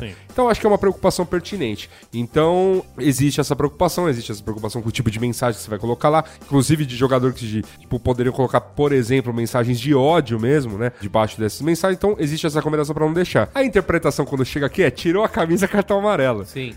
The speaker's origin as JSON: {"language": "Portuguese", "country": "Brazil"}